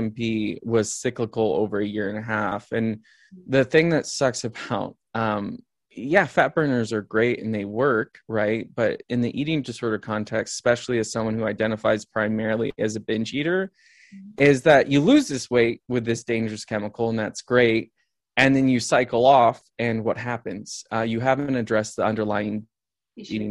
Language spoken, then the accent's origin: English; the Midwest of the United States, United States; I grew up in the Midwest of the United States.